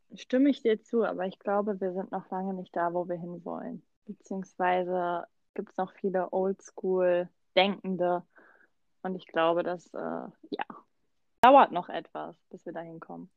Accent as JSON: {"language": "German", "country": "Germany", "tie": "born or raised there", "moved": "yes", "lives_now": "Mannheim, Germany", "said": "Ich bin äh, quasi in Berlin groß geworden"}